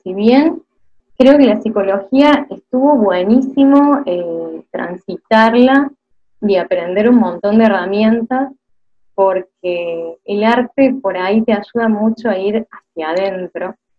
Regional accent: Córdoba, Argentina; accent: tonada cordobesa; soy cordobesa, que la tonada es algo que nos acompaña desde la cuna.

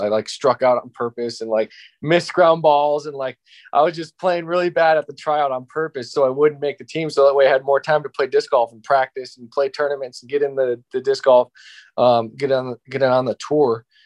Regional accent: Ohio, United States; I just had a local local park in my hometown in Ohio

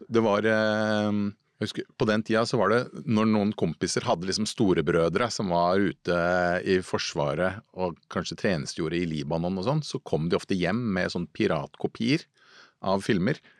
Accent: Lørenskog, Akershus, Norway; oppvokst eh, på Fjellhamar eh, i Lørenskog utafor Oslo

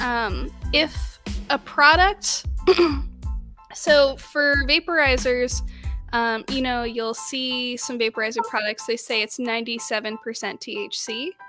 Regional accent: Southern California, United States; growing up in Southern California

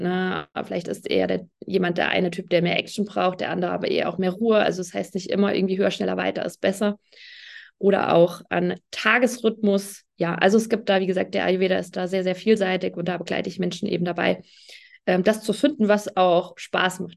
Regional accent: near Fulda, Hesse, Germany; Ich komme aus der Nähe von Fulda in Hessen

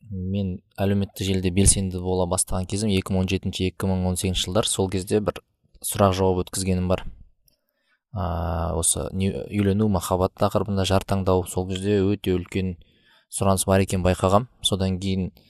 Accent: Almaty, Kazakhstan; ә, алматы қаласында туғам туып өскен

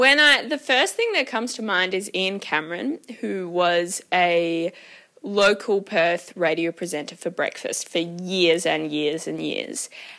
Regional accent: Thailand; I grew up in Thailand, so had lots of interactions and just so aware of my privilege.

